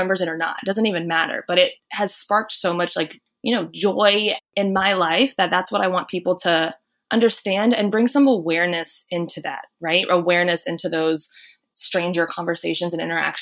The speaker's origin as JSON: {"language": "English", "region": "North Carolina", "country": "United States", "tie": "born or raised there", "said": "I'm originally from North Carolina, and I think it's a little bit of the Southern culture and a lot of what I was just raised"}